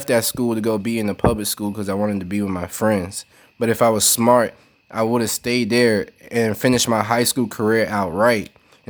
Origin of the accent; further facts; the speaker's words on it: Brooklyn, New York, United States; I'm from Brooklyn, you know, like, my family grew up in the projects and shit.